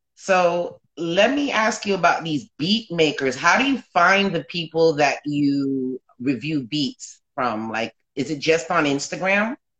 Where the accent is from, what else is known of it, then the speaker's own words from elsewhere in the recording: South Florida, United States; I'm from South Florida